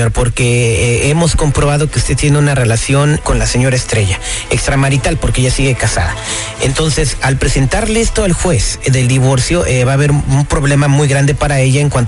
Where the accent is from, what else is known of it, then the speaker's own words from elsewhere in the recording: Guadalajara, Jalisco, Mexico; now in United States; Somos allá de Guadalajara.